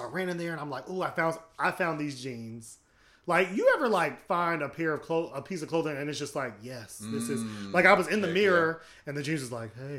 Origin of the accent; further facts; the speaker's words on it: United States; When I think of Africa, unfortunately, because I'm an American